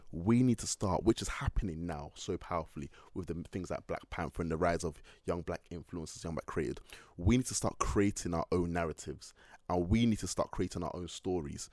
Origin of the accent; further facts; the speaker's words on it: Manchester, North West England, United Kingdom; also born or lived in London; throughout my whole time in Manchester growing up. So growing up in Manchester